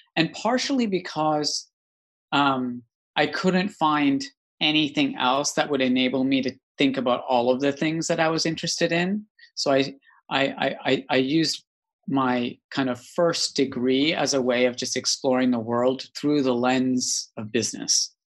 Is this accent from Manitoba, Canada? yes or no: no; Calgary, Alberta, Canada; moved away as an adult; also born or lived in East Africa; now in United Kingdom; the Rocky Mountains in Calgary, Alberta, Canada. And I grew up in quite an idyllic, wonderful place.